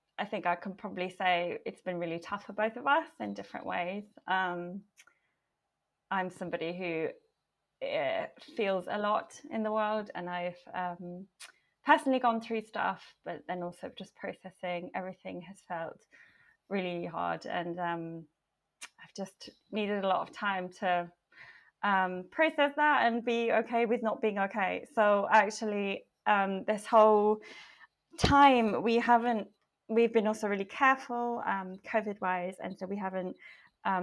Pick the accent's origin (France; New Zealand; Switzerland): Switzerland; moved away as an adult; also born or lived in London; I'm from Switzerland. I grew up here, moved to London when I was 18.